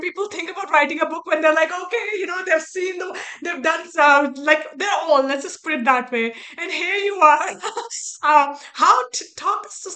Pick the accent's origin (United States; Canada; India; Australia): India; moved away; my very early days growing up in India